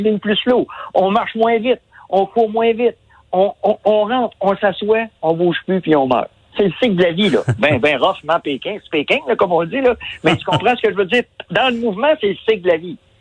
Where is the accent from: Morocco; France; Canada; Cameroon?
Canada; Quebec; on est des Québécois, on est, on est des Nordiques